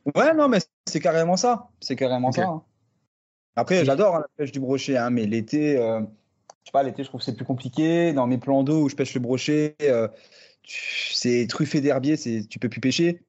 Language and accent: French; near the Luxembourg border, Grand Est, France; je viens du nord-est de la France, euh, côté euh, frontière luxembourgeoise, pêcheur passionné depuis euh, la poussette, hein. j'ai grandi au bord de l'eau clairement